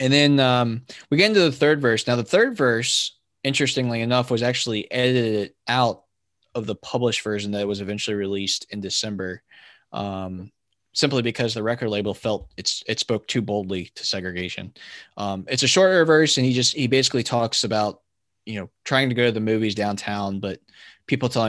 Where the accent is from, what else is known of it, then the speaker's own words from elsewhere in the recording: Virginia, United States; I grew up in Virginia